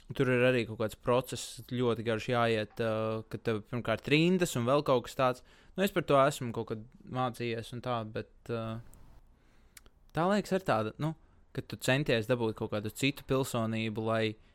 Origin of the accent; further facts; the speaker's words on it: Latvia; es personīgi ļoti lepojos ar to, ka es esmu latvietis